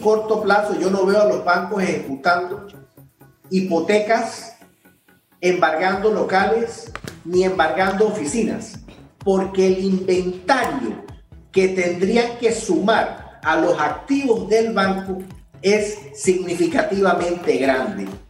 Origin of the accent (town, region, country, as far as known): Panama